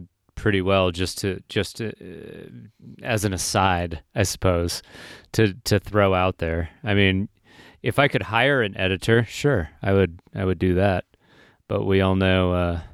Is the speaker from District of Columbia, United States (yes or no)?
no; Lexington, Kentucky, United States; moved away; That's my hometown of Lexington